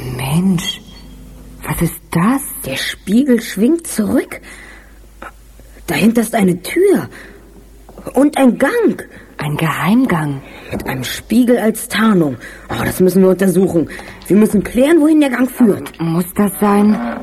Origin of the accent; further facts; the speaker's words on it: Berlin, Germany; also born or lived in Madrid, Spain; Mein Papa war Spanier und ich bin in Madrid geboren worden, bin dann aber als Baby, als Kind nach Deutschland, nach Berlin gekommen